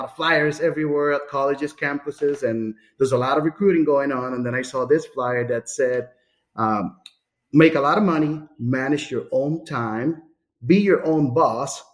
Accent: San Juan, Puerto Rico; moved away as an adult; also born or lived in Amherst, Massachusetts; now in Florida, United States; So I was born in San Juan, Puerto Rico, 1981

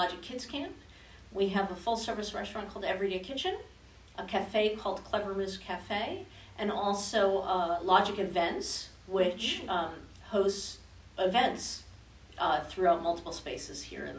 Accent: Denver, Colorado, United States; also born or lived in New Jersey; now in Louisville, United States; No, I'm actually not originally from Louisville. I'm actually from New Jersey and from Denver, Colorado. But I am now officially a Louisville resident.

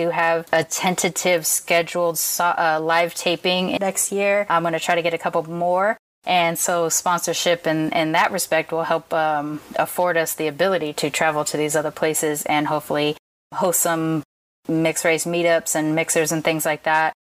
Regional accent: Long Beach, California, United States; Chicanos and Me- Mexicans down here in when I was growing up in Long Beach

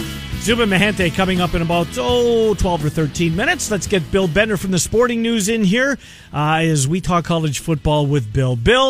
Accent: Canada; and I can say that because I'm Canadian.

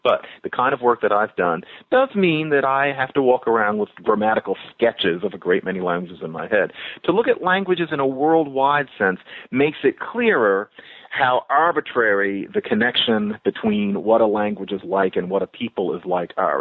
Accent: United States; we're American

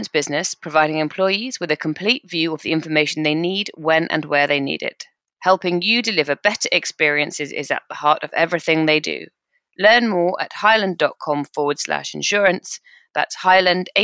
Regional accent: United Kingdom; I am so British

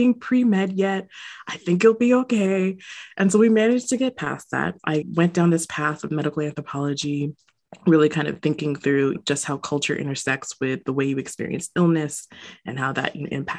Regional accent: United States; a Jamaican American growing up in the States

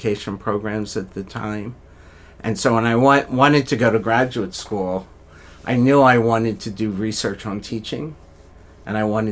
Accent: Philadelphia, Pennsylvania, United States; moved away; I grew up in Philadelphia, went to college

